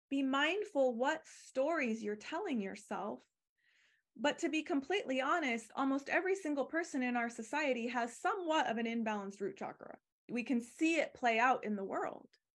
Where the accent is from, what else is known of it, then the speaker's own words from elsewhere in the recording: Arizona, United States; moved away; also born or lived in California; I grew up in Arizona